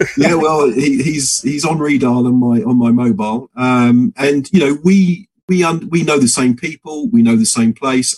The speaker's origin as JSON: {"language": "English", "town": "Milton Keynes", "region": "South East England", "country": "United Kingdom", "tie": "born or raised there", "said": "in Milton Keynes, my hometown"}